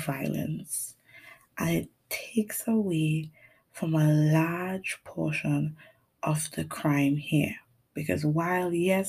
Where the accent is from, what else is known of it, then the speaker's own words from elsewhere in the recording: Trinidad & Tobago; Now, for people who are listening who don't know where I'm from Trinidad and Tobago. I don't sound like a Trinidadian person all the time because I was raised by an English teacher and a father who practically was raised to be British.